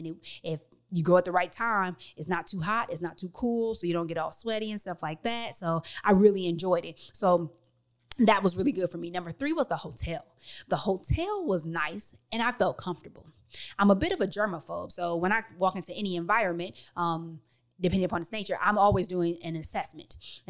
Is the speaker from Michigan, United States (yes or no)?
yes; Detroit, Michigan, United States; I moved all the way from Detroit, Michigan to the suburbs of Chicago.